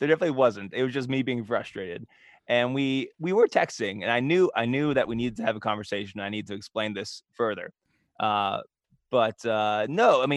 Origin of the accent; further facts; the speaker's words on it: Pittsburgh, Pennsylvania, United States; I'm from Pittsburgh